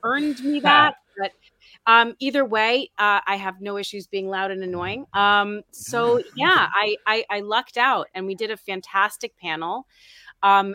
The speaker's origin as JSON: {"language": "English", "town": "New York City", "region": "New York", "country": "United States", "also_born_or_lived": "Oneonta, New York", "said": "I'm from New York City"}